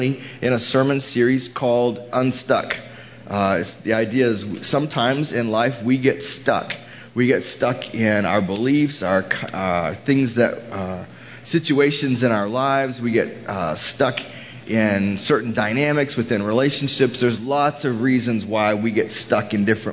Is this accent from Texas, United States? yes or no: yes; Houston, Texas, United States; moved away; I'm from Houston originally